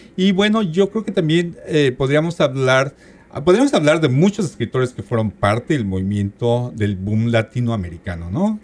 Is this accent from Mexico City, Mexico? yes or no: yes; Mexico City, Mexico; yo soy de la Ciudad de México